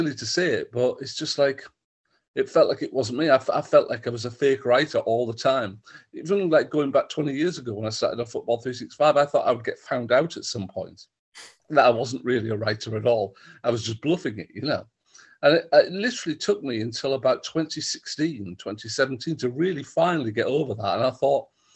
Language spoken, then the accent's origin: English; Stockton-on-Tees, North East England, United Kingdom; I grew up in Stockton, not in the jail